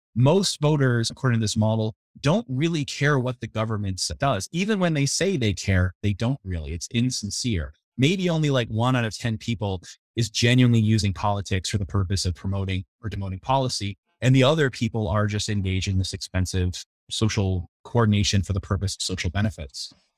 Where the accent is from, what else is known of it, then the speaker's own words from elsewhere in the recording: New England, United States; I grew up in the New England area, so I'm a fan of all the New England teams.